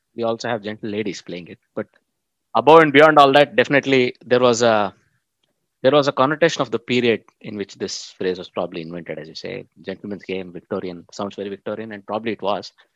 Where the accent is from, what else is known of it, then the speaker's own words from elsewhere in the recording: Bangalore, Karnataka, India; i come from Bangalore